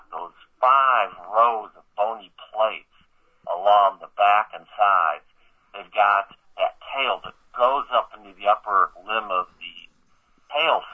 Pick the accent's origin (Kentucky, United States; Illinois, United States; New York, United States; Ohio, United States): Illinois, United States; Chicago; I was born and raised in the Chicago area.